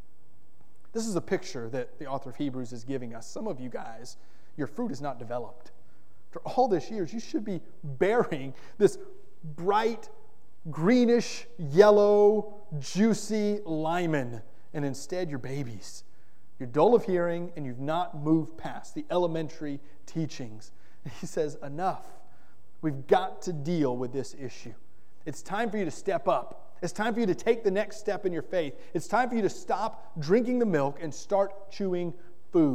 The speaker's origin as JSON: {"language": "English", "region": "Florida", "country": "United States", "tie": "born or raised there", "said": "Growing up in Florida, we had lime trees in our yard"}